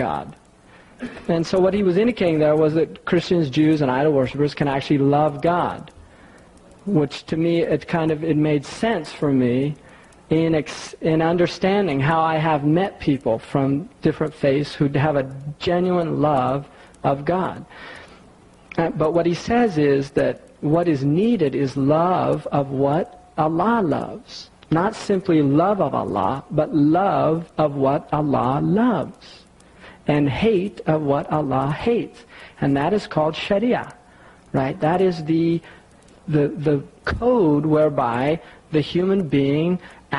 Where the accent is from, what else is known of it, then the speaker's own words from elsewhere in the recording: United States; I'm an American